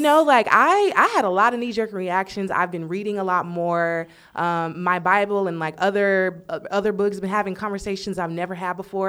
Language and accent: English; Texas, United States; moved away as an adult; now in Los Angeles, United States; I am from Texas